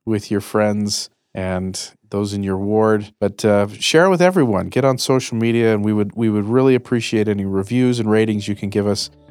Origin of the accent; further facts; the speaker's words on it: Northridge, California, United States; I was born in Northridge, California